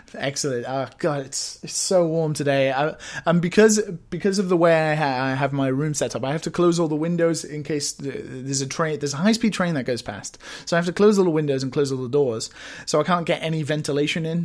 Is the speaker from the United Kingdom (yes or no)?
yes; United Kingdom; now in Japan